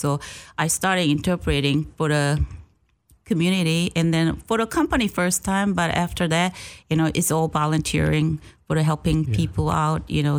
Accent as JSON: {"language": "English", "region": "Seoul", "country": "South Korea", "tie": "born or raised there", "moved": "as an adult", "lives_now": "Clarksville, United States", "said": "I grew up Seoul in South Korea."}